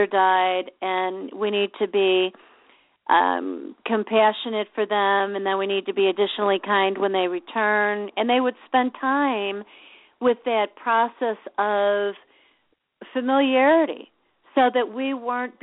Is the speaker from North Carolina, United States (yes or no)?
no; Chicago, Illinois, United States; I grew up in Chicago